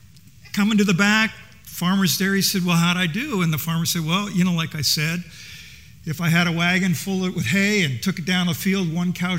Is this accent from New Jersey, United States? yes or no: yes; New Jersey, United States; I'm from New Jersey